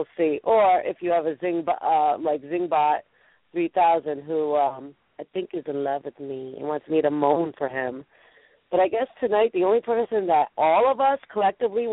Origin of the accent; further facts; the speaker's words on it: New England, United States; accent: New England; my New England accent